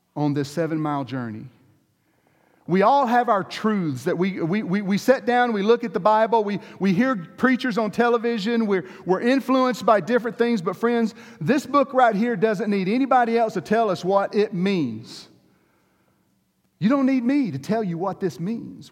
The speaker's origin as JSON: {"language": "English", "area": "the Deep South", "region": "Georgia", "country": "United States", "said": "I come from Georgia, the deep South"}